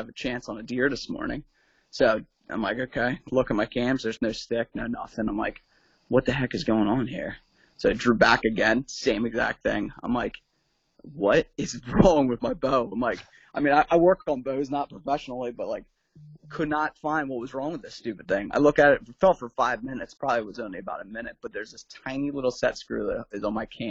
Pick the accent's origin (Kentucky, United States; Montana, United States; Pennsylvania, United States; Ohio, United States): Pennsylvania, United States; Southeast; Just a local guy, Southeast Pennsylvania